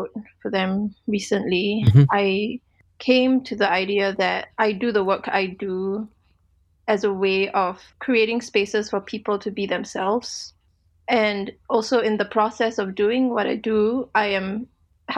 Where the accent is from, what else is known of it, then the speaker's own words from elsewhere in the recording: Singapore; now in Portland, United States; I'm currently in Portland, Oregon, United States of America, although I am from Singapore.